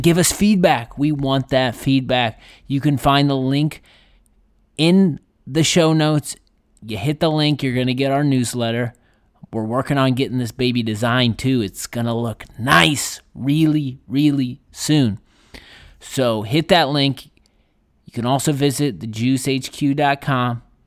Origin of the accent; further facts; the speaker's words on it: Midwest, United States; as Midwesterner